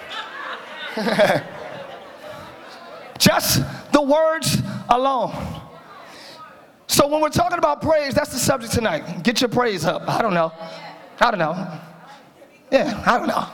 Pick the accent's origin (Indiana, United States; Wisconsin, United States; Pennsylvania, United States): Pennsylvania, United States; Philadelphia; I'm from Philly.